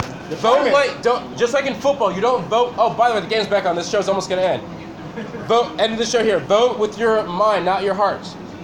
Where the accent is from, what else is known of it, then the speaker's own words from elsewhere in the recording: California, United States; I'm a Californian.